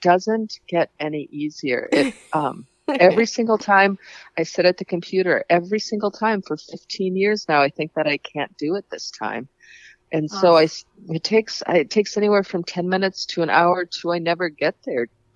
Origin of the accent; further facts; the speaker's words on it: Paynesville, Minnesota, United States; Painesville, which was my hometown